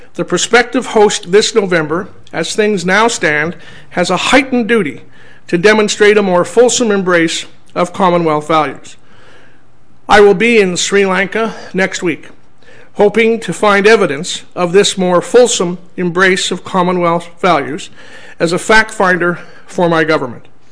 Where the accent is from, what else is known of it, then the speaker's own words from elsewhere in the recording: Nigeria; moved away; I'm originally from Nigeria